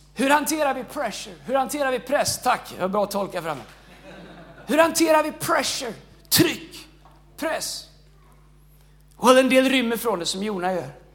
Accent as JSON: {"language": "Swedish", "town": "Tidaholm", "region": "Västra Götaland", "country": "Sweden", "said": "Jag är ingen stockholmare, jag är från Tidaholm"}